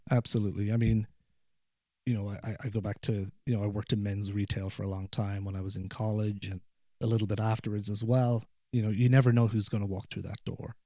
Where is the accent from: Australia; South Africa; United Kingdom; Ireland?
Ireland; accent: Irish; moved away as an adult; now in Ohio, United States; where I grew up in, in rural Ireland, there's a lot of hills and mountains